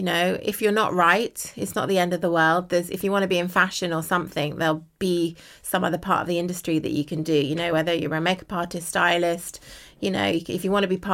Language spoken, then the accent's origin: English; United Kingdom; I'm a British model